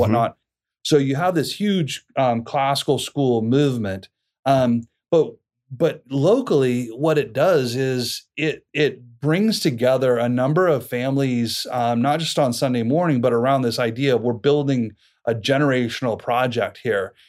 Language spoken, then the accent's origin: English; Boise, Idaho, United States; also born or lived in Moscow, Idaho; born and raised in Boise down in southern Idaho